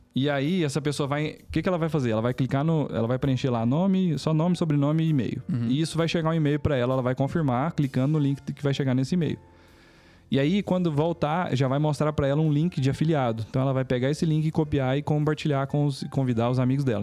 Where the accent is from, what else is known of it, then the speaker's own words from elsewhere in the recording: Palmeiras de Goiás, Goiás, Brazil; also born or lived in Goiânia; eu nasci aqui em Goiânia, mas eu só vim aqui nascer e morei em Palmeiras de Goiás, no interior